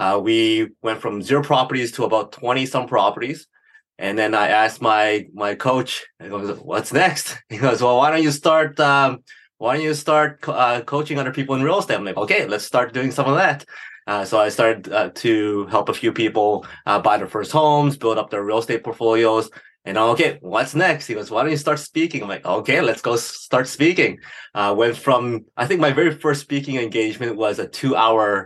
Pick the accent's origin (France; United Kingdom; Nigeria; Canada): Canada; Edmonton, Alberta; Born and raised in Edmonton, Alberta